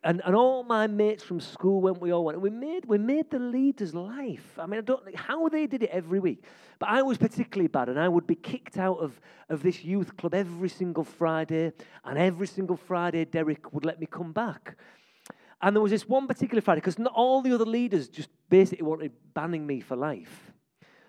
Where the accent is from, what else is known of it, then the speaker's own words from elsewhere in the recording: York, Yorkshire and the Humber, United Kingdom; I'm a York lad. I grew up in West York